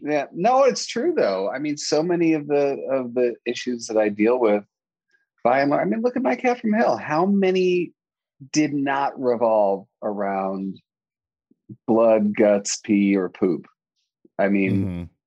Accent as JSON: {"language": "English", "region": "New York", "country": "United States", "said": "I'm a New Yorker"}